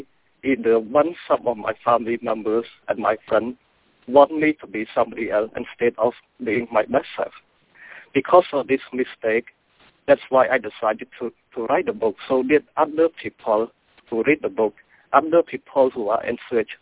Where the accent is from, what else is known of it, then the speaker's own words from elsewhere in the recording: Cambodia; English is a second language; now in United States; I was born and grew up in Cambodia, and English is my second language.